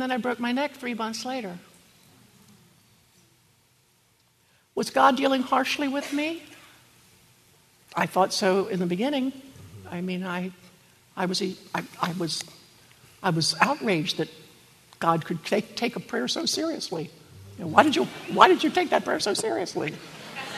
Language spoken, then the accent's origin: English; Maryland, United States; I'm from Maryland